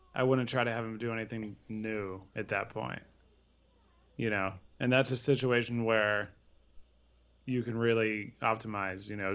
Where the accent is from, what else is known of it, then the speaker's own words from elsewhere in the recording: Connecticut, United States; Growing up in Connecticut, I went to a lot of games up there